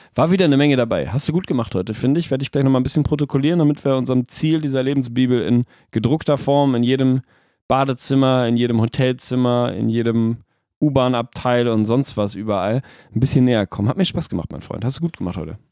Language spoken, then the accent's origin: German; Lüneburg, Lower Saxony, Germany; bei uns in Lüneburg